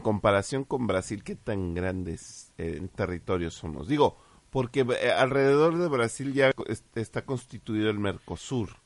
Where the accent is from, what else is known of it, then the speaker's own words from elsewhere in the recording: Mexico; como mexicanos